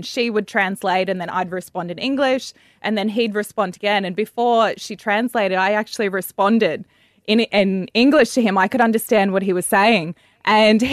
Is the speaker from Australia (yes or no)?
yes; Queensland, Australia; We grew up in Queensland